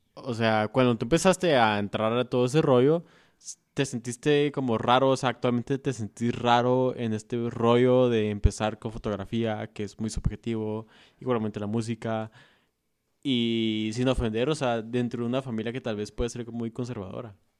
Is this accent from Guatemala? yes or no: yes; Guatemala; nosotros como guatemaltecos